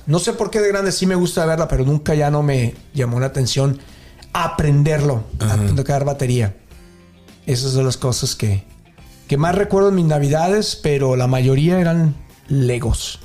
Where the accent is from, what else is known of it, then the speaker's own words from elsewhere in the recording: Mexico; moved away; nosotros como latinos mexicanos